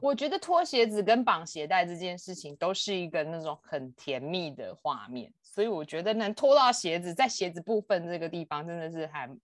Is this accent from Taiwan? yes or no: yes; Taiwan; 我们台湾人讲话其实不是这个样子的，然后护士站，我们台湾叫护理站